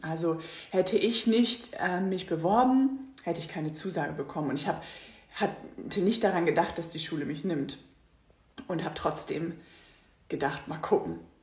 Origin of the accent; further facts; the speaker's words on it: Northern Germany, Germany; also born or lived in Singapore; Ich komme aus Norddeutschland